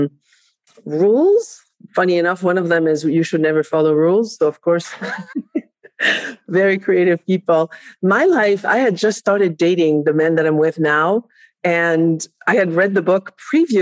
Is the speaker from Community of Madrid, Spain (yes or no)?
no; Barcelona, Catalonia, Spain; English is a second language; also born or lived in France; now in United States; I was raised in Barcelona, Spain, although I was born in France